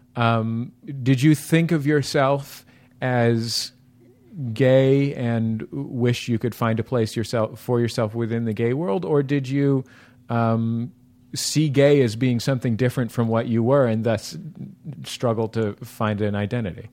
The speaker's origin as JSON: {"language": "English", "town": "San Francisco", "region": "California", "country": "United States", "tie": "born or raised there", "moved": "yes", "lives_now": "Los Angeles, United States", "said": "I was born and raised in San Francisco"}